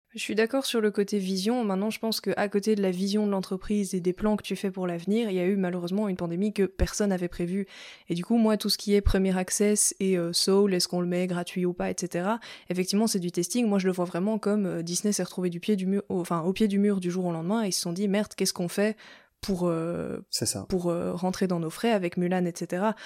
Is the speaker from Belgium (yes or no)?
yes; Belgium; moi je suis belge